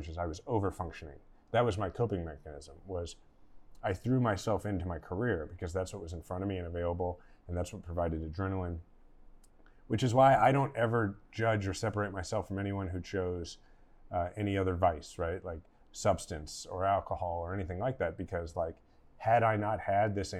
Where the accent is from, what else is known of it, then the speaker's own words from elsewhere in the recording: Kansas City, Missouri, United States; I was gonna run for mayor of my hometown, Kansas City